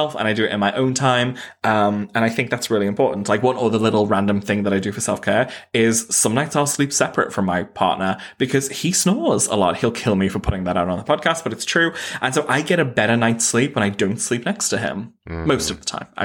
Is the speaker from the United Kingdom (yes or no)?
yes; Knowsley, North West England, United Kingdom; I grew up in Knowsley, which is like the second or most deprived borough in all of the UK